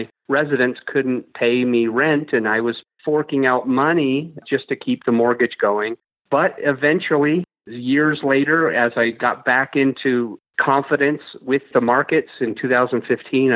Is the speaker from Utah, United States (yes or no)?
yes; Utah, United States; also born or lived in Salt Lake City, Utah / Provo, Utah / St. George, Utah / Kaysville, Utah; I grew up in Utah, just mainstream Utah-isms.